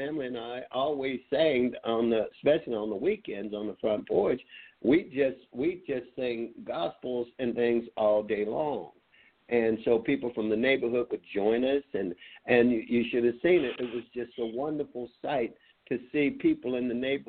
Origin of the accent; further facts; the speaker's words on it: Meridian, Mississippi, United States; I'm from Meridian, Mississippi.